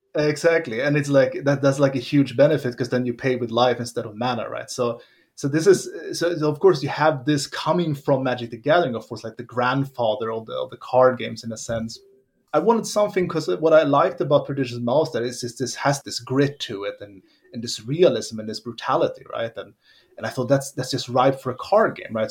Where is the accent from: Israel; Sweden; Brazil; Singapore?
Sweden; moved away as an adult; also born or lived in Finland; now in Germany; grew up in Sweden.